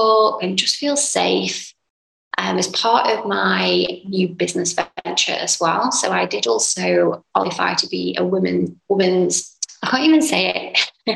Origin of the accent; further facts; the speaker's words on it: England, United Kingdom; moved away as an adult; now in Dubai, United Arab Emirates; I'm from a little town / city, I guess, in England, United Kingdom